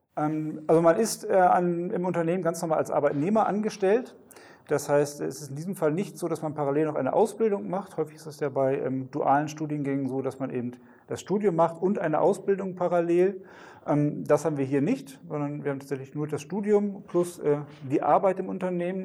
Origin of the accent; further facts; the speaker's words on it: Westerstede, Lower Saxony, Germany; ich, äh, komme gebürtig, äh, hier auch aus dem Nordwesten, aus Westerstede